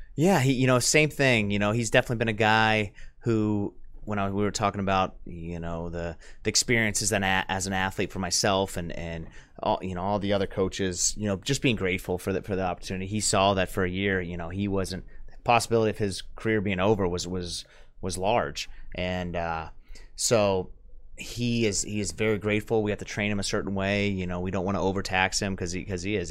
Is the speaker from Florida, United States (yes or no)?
yes; Tarpon Springs, Florida, United States; moved away; I grew up, I'm from Tarpon, Florida.